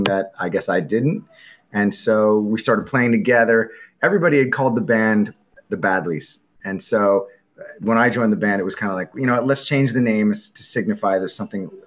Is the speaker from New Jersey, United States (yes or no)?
yes; Northern New Jersey, United States; moved away as an adult; also born or lived in Selinsgrove, Pennsylvania; I grew up in Northern New Jersey